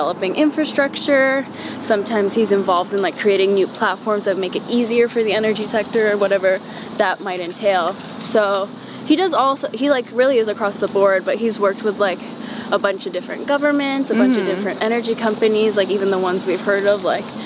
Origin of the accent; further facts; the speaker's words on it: Lexington, Massachusetts, United States; English is a second language; moved away as an adult; also born or lived in Chevy Chase, Maryland; I lived there until I was six, and then I moved to Lexington, Massachusetts, where the revolution happened.